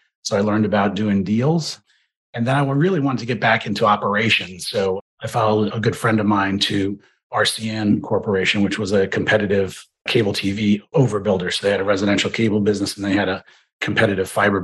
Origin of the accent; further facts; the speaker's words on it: New York City, New York, United States; I grew up in New York City in a working class family, grandson of immigrants